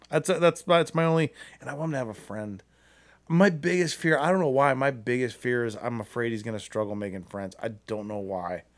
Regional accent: Akron, Ohio, United States; I'm from Akron.

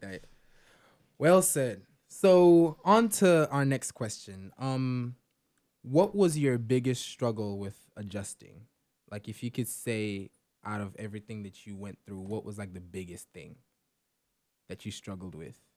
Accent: Nigeria; now in Georgia, United States; So, you know we are, we are Nigerians. I'm a Nigerian.

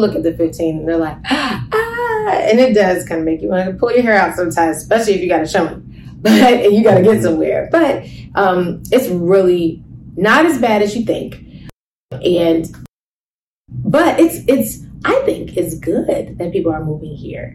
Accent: Cincinnati, Ohio, United States; moved away as an adult; now in Las Vegas, United States; we're originally from Cincinnati

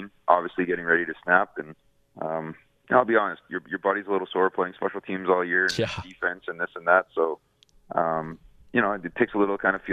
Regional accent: Winnipeg, Manitoba, Canada; moved away as an adult; now in Montreal, Canada; play for my hometown team

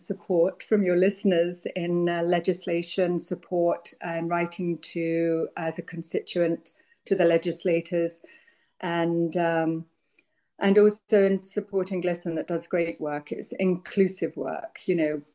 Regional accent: England, United Kingdom; now in United States; I grew up in England, so there was no chance of me even seeing a gun

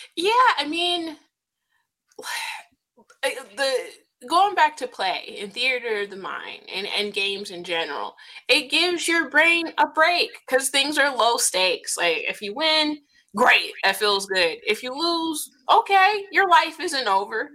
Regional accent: United States; as an American descendant of slaves

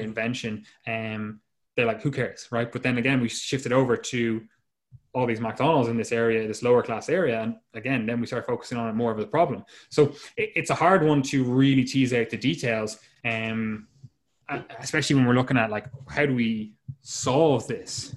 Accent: Ireland; the two of us are Irish

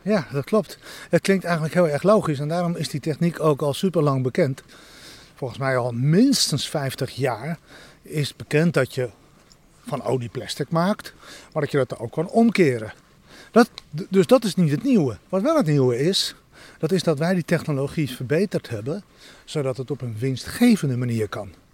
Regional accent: Santpoort, North Holland, Netherlands; In het dorpje achter de duinen, Sampoort

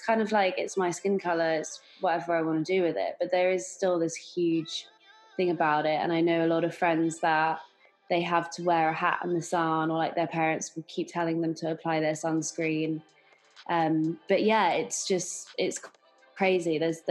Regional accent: London, United Kingdom; growing up in London, there's so many different nationalities. I've grown up with predominantly English in the beginning

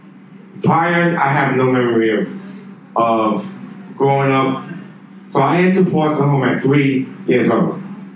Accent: New York City, New York, United States; now in Beijing, China; I grew up in New York City. That's where I'm from, New York

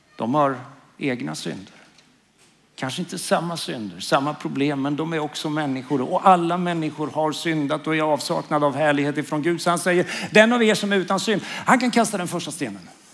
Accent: Karlskoga, Örebro County, Sweden; also born or lived in Norrbotten / Umeå; now in Karlskrona, Sweden; Jag är uppvuxen i Karlskoga. Men jag är en stolt norrlänning faktiskt. Jag är född i Norrbotten.

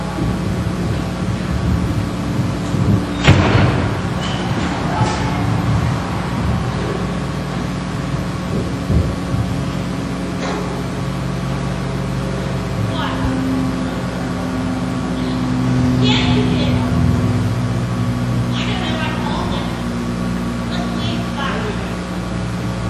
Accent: United States; I'm an American.

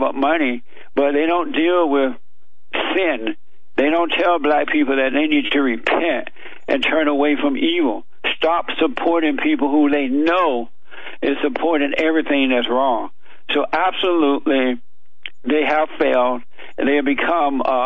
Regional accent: Alabama, United States; I grew up down in Alabama on a plantation

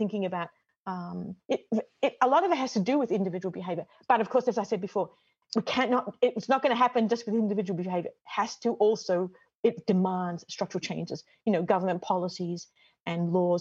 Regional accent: Australia; moved away as an adult; also born or lived in Michigan / Bolivia; now in Connecticut, United States; I'm Australian

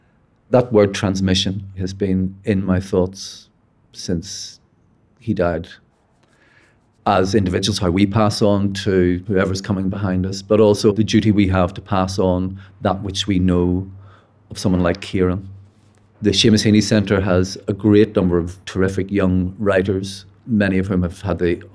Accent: Belfast, Northern Ireland, United Kingdom; I'm a writer from Belfast.

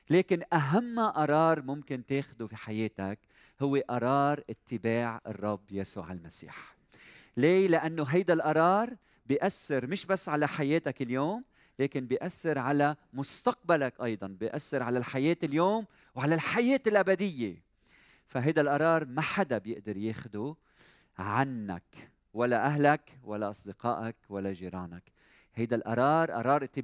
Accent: Iraq; accent: Iraqi; now in Lebanon; أنا من العراق من العراق

